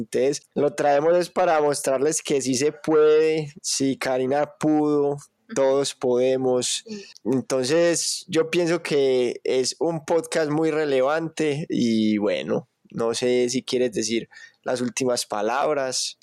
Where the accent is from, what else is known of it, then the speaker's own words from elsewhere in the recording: Colombia; nosotros estamos aquí en Colombia, al lado Venezuela, al otro lado Ecuador, Perú